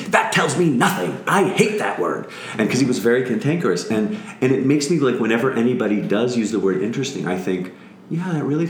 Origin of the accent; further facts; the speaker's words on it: Skokie, Illinois, United States; I am from Skokie, Illinois.